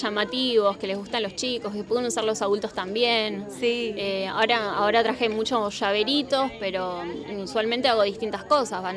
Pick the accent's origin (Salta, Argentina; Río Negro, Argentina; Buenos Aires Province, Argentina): Buenos Aires Province, Argentina; Pilar; Soy de presidente de ERC y de Pilar, así que estoy bastante cerquita de acá